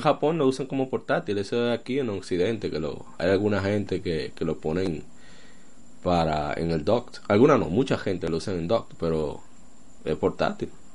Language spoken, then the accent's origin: Spanish; Dominican Republic; somos dominicanos